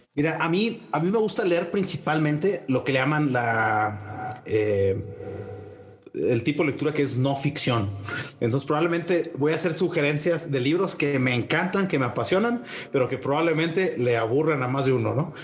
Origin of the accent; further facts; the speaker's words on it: Monterrey, Nuevo León, Mexico; moved away as an adult; also born or lived in Fort Collins, Colorado, United States; now in Mexico City, Mexico; soy, soy de Monterrey, de una familia que originalmente viene de Monclova, Coahuila